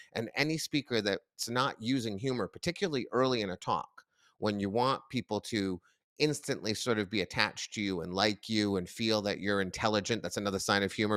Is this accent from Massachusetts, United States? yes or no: yes; near Boston, Massachusetts, United States; grew up near Boston